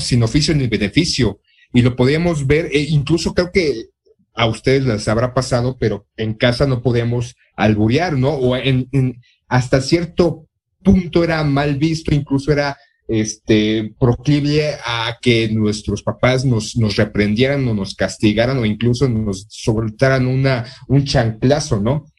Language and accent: Spanish; Mexico; como mexicano